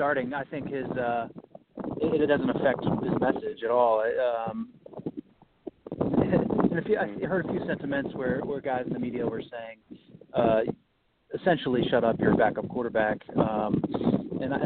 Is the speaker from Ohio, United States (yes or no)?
yes; Ohio, United States; I grew up in Ohio, so I was probably 10 or 11 years old